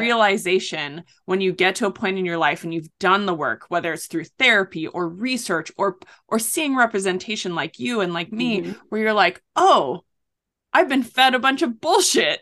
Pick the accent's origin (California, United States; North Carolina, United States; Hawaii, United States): Hawaii, United States; North Shore of Oahu; I grew up on the North Shore of Oahu